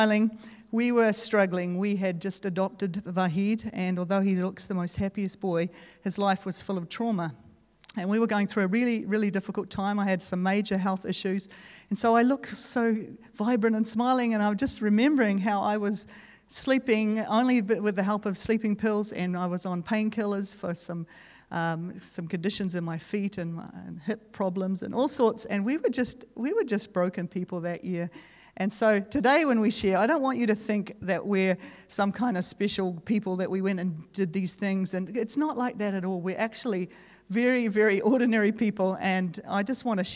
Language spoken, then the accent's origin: English; Dargaville, Northland, New Zealand; moved away as an adult; also born or lived in Central Asia / Hong Kong / Kazakhstan / Azerbaijan; I grew up in Dargaville